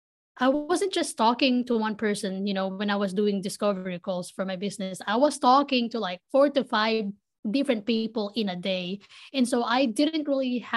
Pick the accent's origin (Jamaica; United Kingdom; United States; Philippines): Philippines; moved away; I was born and raised in the Philippines. I grew up in the city